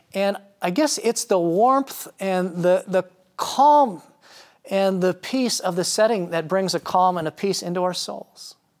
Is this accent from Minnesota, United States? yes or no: yes; Marshall, Minnesota, United States; growing up in Marshall, Minnesota, a small town, America